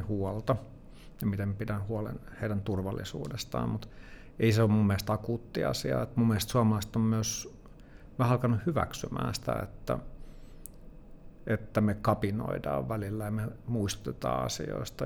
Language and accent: Finnish; Helsinki, Uusimaa, Finland; mä oon itä-helsinkiläinen kuitenkin että mä oon kasvanut Kontulassa ja Myllypurossa